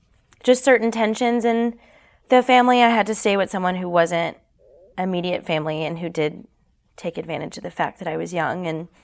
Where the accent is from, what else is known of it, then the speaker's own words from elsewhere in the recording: Canada; moved away; And then when we moved down here from Canada, because I'm Canadian